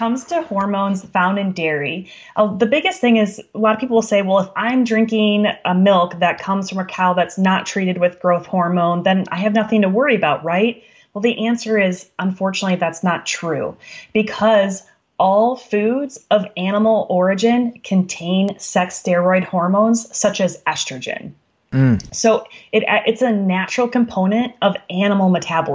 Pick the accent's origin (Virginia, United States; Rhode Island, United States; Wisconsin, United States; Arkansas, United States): Wisconsin, United States; I'm from Wisconsin